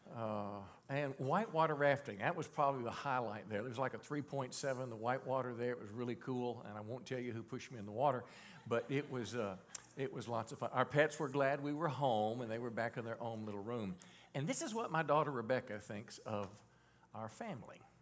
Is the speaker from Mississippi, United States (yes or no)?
yes; Mississippi, United States; moved away; I was born in Mississippi